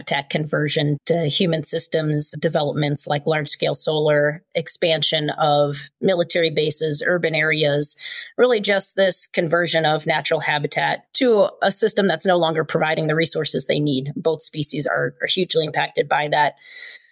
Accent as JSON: {"language": "English", "town": "Chicago", "region": "Illinois", "country": "United States", "tie": "born or raised there", "also_born_or_lived": "Southern Nevada / Southern California", "moved": "yes", "said": "I grew up in Chicago"}